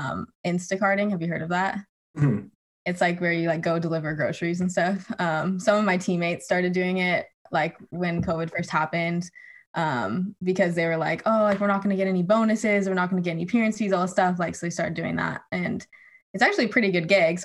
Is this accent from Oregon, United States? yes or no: yes; Oregon, United States; moved away as an adult; also born or lived in Flagstaff, Arizona; So I'm from Oregon originally, and my family kind of lives like in the suburbs.